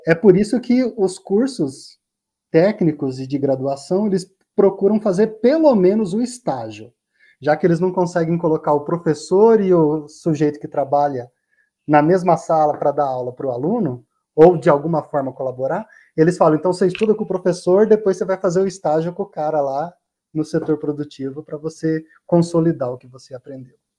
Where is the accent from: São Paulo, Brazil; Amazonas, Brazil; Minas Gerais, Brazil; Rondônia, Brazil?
Rondônia, Brazil; moved away; lá em Rondônia, de onde eu venho